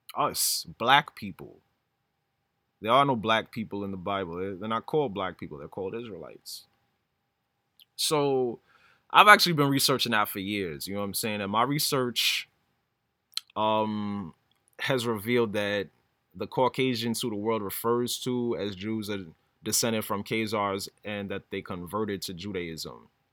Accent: New York, United States; I've been living in New York my whole life

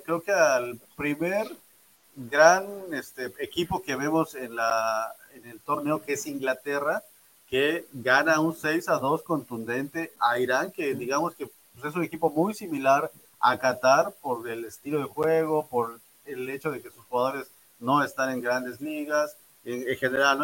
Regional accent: Mexico; a nosotros como mexicanos

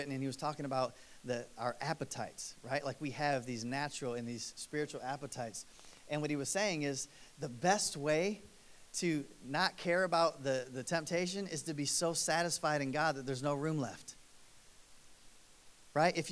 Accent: East Coast, United States; I grew up on East Coast time

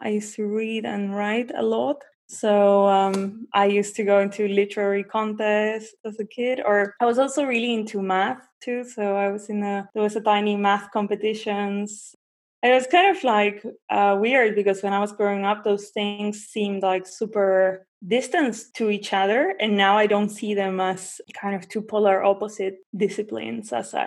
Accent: Buenos Aires, Argentina; moved away as an adult; also born or lived in New Zealand; I'm from Buenos Aires. I was born and raised there, but I left when I was 19

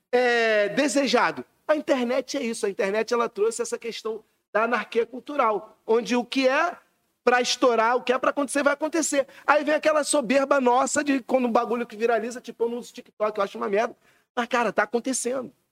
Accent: Rio de Janeiro, Brazil; also born or lived in Recreio dos Bandeirantes / Madureira / Campinho; Eu sou criança da freguesia do recreio, sempre fiquei nos dois assim. Mas sou mais freguesia, sem, sem dúvida. Mas é a mesma coisa, o recreio só tem praia, mas é a mesma, a mesma cultura

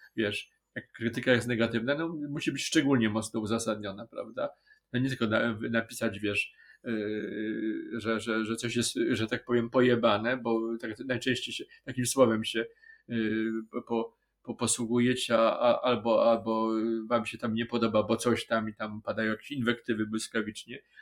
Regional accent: Wrocław, Lower Silesian Voivodeship, Poland; jesteśmy z Wrocławia

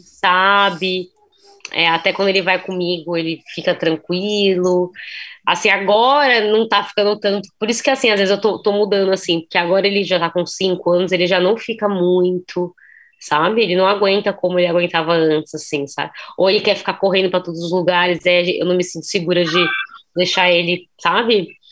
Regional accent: São Paulo, Brazil; a gente é de São Paulo

